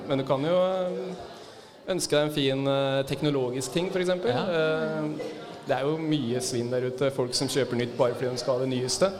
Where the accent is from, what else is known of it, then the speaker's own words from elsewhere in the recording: Rena, Innlandet, Norway; moved away; kommer fra lita bygd på Østlandet. Ja. Rena.